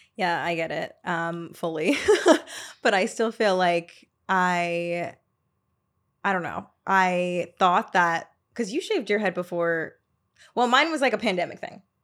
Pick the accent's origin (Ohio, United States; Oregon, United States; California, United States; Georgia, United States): Georgia, United States; Atlanta; now in New York, United States; I'm not from New York, I'm from Atlanta.